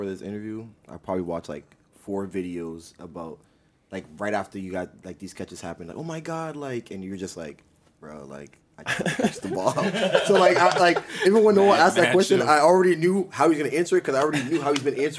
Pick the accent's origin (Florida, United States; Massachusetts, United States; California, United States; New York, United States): Massachusetts, United States; we're from Massachusetts.